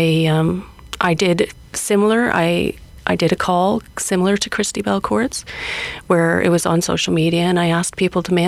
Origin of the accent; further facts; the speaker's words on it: Cold Lake First Nations, Alberta, Canada; now in Edmonton, Canada; I'm Cree Métis from Cold Lake First Nations